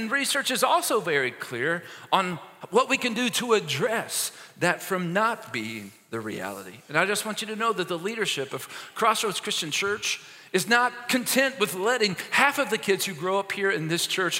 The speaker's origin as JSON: {"language": "English", "town": "Maysville", "region": "Kentucky", "country": "United States", "tie": "born or raised there", "moved": "yes", "said": "the hospital in my hometown, Maysville, Kentucky"}